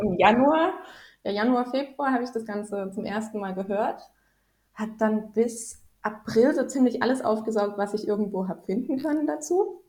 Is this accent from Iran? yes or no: no; Rhineland-Palatinate, Germany; moved away as an adult; also born or lived in Helsinki, Finland / Djibouti / Dresden, Germany; now in Sweden; ich komme gebürtig aus äh, Rheinland-Pfalz, also aus mhm. der schönen Pfalz sozusagen, mitten aus den Weinbergen